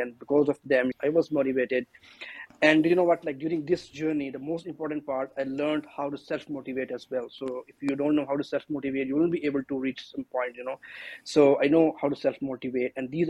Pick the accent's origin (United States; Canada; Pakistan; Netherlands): Pakistan; moved away as an adult; also born or lived in Lahore, Pakistan; now in Australia; as you have mentioned in the start. I'm basically from Pakistan.